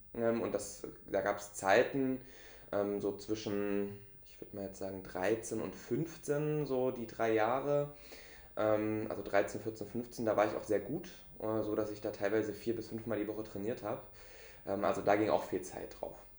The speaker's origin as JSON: {"language": "German", "town": "Dresden", "region": "Saxony", "country": "Germany", "tie": "born or raised there", "moved": "as an adult", "lives_now": "Lübeck, Germany", "said": "Ich bin eigentlich Ostdeutscher, also Dresdner, geboren und aufgewachsen in Dresden."}